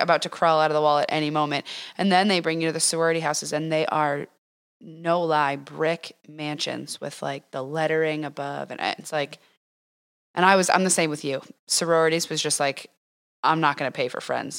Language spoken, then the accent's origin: English; East Coast, United States; now in Arizona, United States; I'm from the East Coast